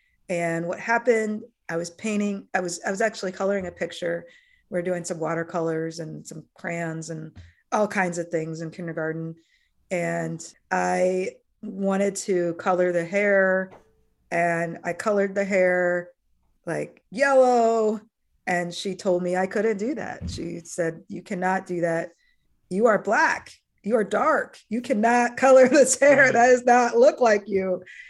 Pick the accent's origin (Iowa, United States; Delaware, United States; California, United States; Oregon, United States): Iowa, United States; But as a child, I grew up in Iowa, small town Iowa, of all places. And I was the only Black kid in my elementary school.